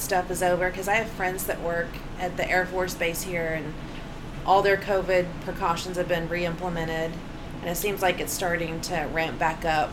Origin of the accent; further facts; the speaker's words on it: Bartlesville, Oklahoma, United States; also born or lived in Simi Valley, California; I grew up in Bartlesville, Oklahoma